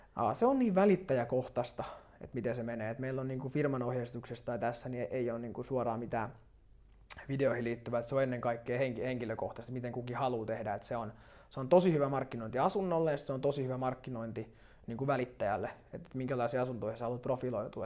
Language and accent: Finnish; Turku, Southwest Finland, Finland; moved away; mä oon Turusta alun perin kotoisin